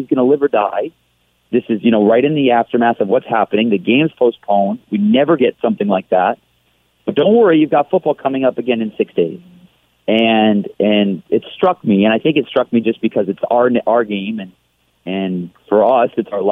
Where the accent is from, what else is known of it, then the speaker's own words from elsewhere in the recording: Detroit, Michigan, United States; I grew up in Detroit